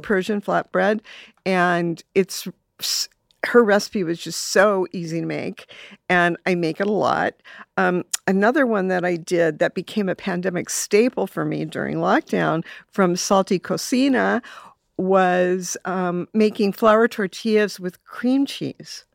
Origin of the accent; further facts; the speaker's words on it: Los Angeles, California, United States; I grew up in Silver Lake mm-hmm. in the 60s, a very, very, very different place.